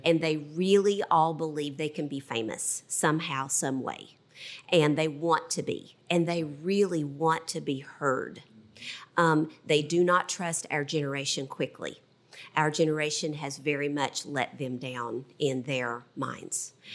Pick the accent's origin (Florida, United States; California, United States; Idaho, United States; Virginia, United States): Virginia, United States; Southwest; I was brought up in Southwest Virginia.